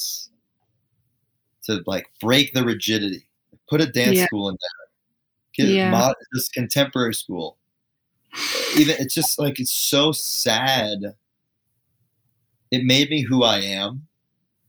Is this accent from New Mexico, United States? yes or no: no; Fairfield County, Connecticut, United States; I grew up in Fairfield County, Connecticut, which is like this suburbia, New York, rich place, right?